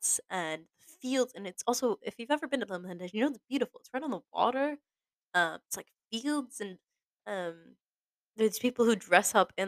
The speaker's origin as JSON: {"language": "English", "town": "Boston", "region": "Massachusetts", "country": "United States", "tie": "born or raised there", "also_born_or_lived": "Scotland", "moved": "as an adult", "said": "growing up in Boston, or like around Boston, as an only child"}